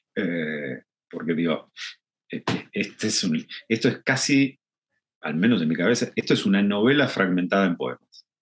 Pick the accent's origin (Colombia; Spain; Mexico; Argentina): Argentina; tenemos una frase en Argentina que es piantavotos